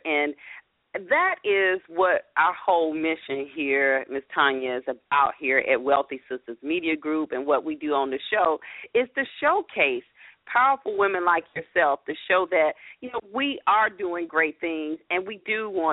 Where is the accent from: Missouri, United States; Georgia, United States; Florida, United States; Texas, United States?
Georgia, United States; Atlanta; I'm not from the area. As y'all know, I'm from Atlanta, from my accent, right, representing the ATL